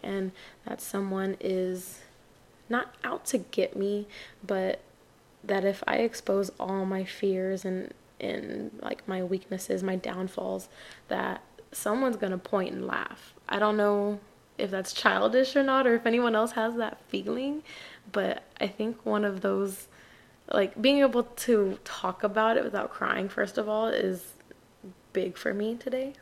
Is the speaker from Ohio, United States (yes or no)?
no; El Paso, Texas, United States; I'm from El Paso, Texas